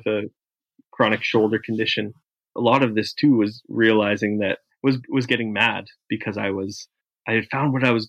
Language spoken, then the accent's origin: English; Canada; as a Canadian